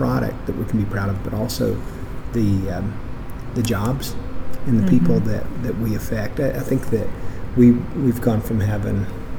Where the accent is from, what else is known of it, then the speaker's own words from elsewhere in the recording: Sevier County, Tennessee, United States; So we're from Sevier County. I am from Sevier County.